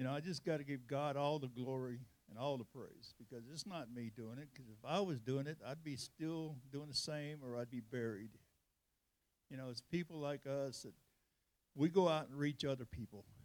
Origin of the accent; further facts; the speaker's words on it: California, United States; moved away as an adult; now in Texas, United States; I'm from California